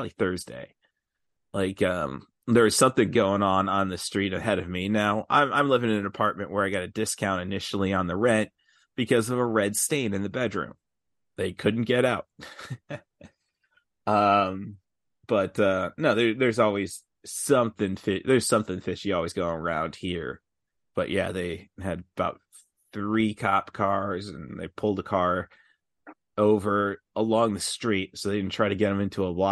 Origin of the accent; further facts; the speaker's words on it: Morton, Illinois, United States; growing up in Morton